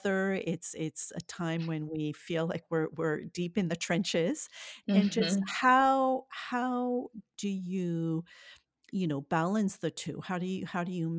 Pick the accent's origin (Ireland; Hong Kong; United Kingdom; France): France; now in United States; I'm French